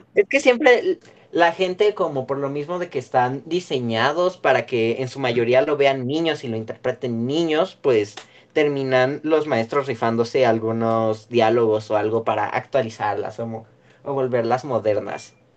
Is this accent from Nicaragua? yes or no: no; Mexico